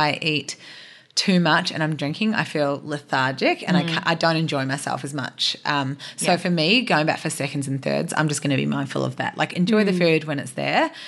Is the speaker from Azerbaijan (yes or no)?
no; New Zealand; moved away; I'm from New Zealand and I actually don't have any family here